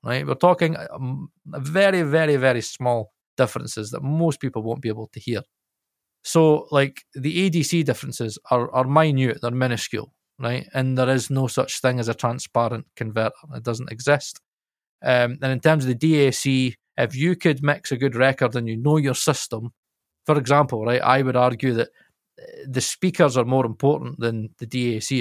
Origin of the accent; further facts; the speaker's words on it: Scotland, United Kingdom; I'm Scot, I'm Scottish